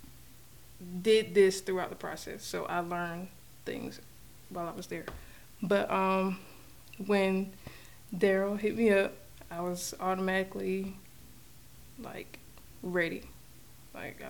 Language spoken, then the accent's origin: English; North Carolina, United States; born and raised in North Carolina, basically grew up watching my mom do this from working at church